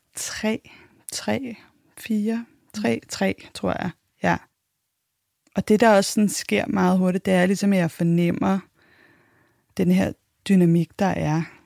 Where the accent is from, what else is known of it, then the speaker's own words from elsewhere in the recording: Copenhagen, Capital Region of Denmark, Denmark; Jeg blev født i 1984. Jeg er københavner